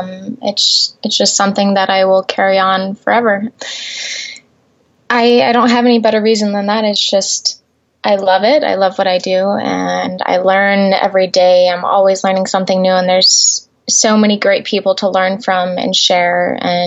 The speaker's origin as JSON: {"language": "English", "town": "Gillette", "region": "Wyoming", "country": "United States", "tie": "born or raised there", "moved": "as an adult", "lives_now": "California, United States", "said": "I grew up in a small town in Wyoming called Gillette. I was raised there most of my life until I was 18 and came to California to pursue my career."}